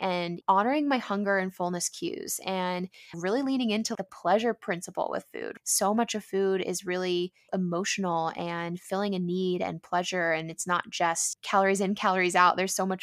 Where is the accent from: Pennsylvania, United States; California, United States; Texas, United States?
California, United States; San Diego; growing up in San Diego